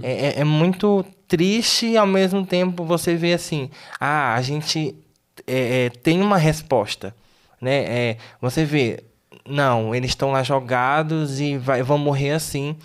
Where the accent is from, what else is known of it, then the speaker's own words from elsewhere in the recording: Tocantins, Brazil; moved away; sou lá do Tocantins